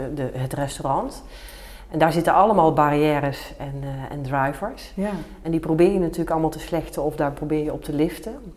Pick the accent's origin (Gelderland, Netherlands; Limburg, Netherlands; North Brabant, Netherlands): Gelderland, Netherlands; Nijmegen; now in Den Bosch, Netherlands; ik ben geboren in Nijmegen